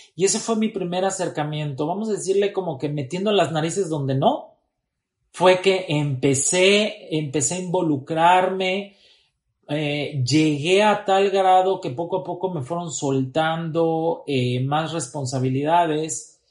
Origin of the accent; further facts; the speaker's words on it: Tuxtla Gutiérrez, Chiapas, Mexico; moved away as an adult; also born or lived in Querétaro / Veracruz; Soy oriundo de Tuxtla Gutiérrez, Chiapas